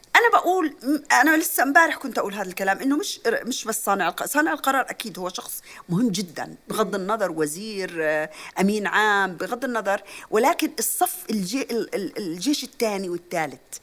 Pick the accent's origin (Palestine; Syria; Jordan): Jordan; عندنا بعمان